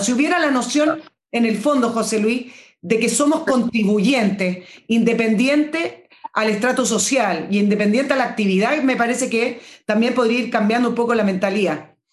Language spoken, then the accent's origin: Spanish; Chile; somos los ciudadanos chilenos